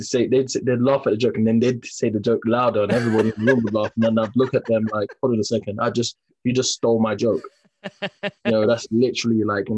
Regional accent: London, United Kingdom; I'm from Peckham.

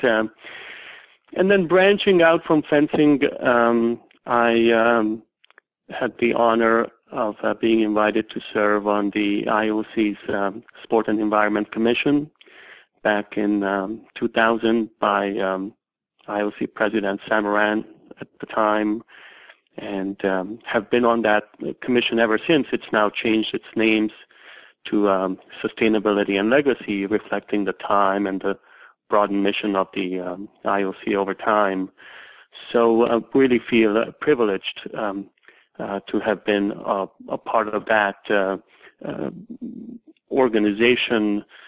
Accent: Hungary; now in United States; as a young child growing up in Hungary

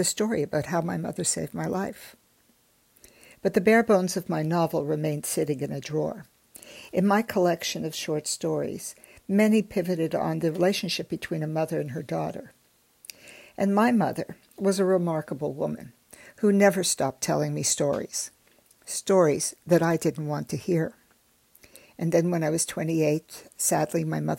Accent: Montreal, Quebec, Canada; born or raised there; also born or lived in Germany

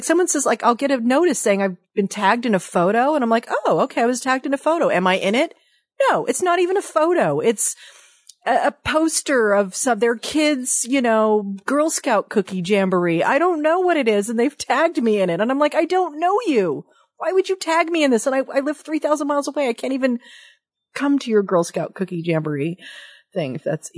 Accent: Dayton, Ohio, United States; moved away; I'm a Midwesterner at heart. I'm a Dayton, Ohio born girl. I've got Dayton in me somewhere

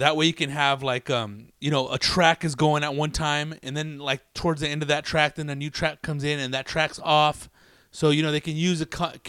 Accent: Riverside, California, United States; I grew up in Riverside

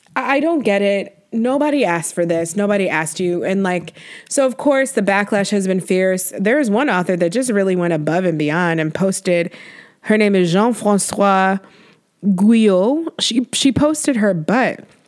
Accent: New York, United States; As a New Yorker

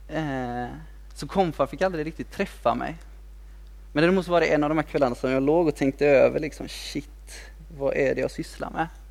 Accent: Kungälv, Västra Götaland, Sweden; also born or lived in Mölndal; jag är född i Mundal men, men jag är uppväxt i Kungälv

